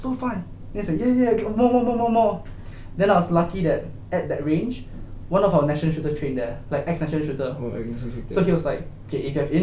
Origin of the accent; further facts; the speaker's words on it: Johor Bahru, Johor, Malaysia; also born or lived in Singapore; I'm from Johor Bahru